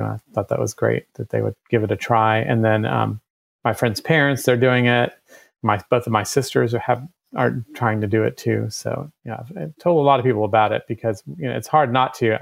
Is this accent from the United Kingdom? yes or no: no; Germany; now in Athens, United States; I was born in Germany